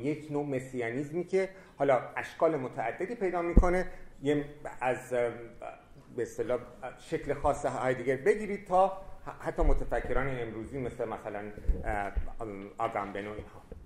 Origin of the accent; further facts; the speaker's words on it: Iran; also born or lived in France; در ایران به عنوان یک ایرانی